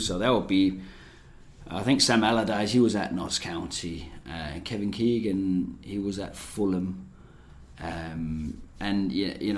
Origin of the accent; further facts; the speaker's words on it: Denmark; moved away; also born or lived in England; I grew up on a farm in the rural area of Denmark